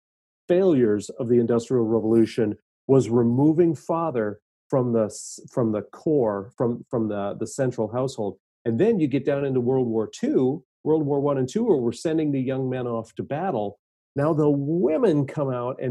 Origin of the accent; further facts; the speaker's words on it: Minnesota, United States; I grew up in Minnesota.